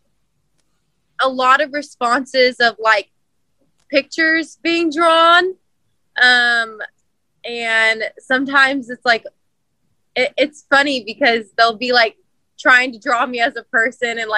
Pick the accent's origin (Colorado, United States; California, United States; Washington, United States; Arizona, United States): California, United States; Central Valley; Growing up in the Central Valley, you know, you had the California dairy commercials